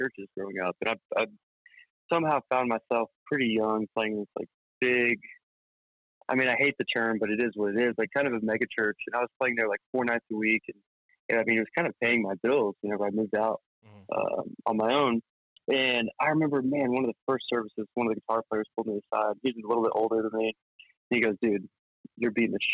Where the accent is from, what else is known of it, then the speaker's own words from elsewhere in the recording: Norman, Oklahoma, United States; growing up in Norman, at least for me, like, I grew up in a pretty small environment, kind of outside of the town, in a little country area